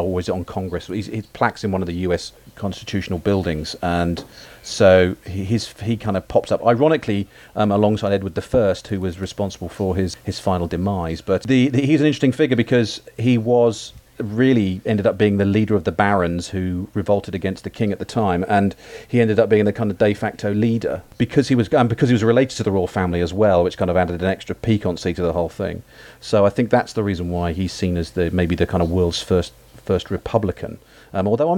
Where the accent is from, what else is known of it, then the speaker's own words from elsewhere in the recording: England, United Kingdom; being an Englishman of a particular age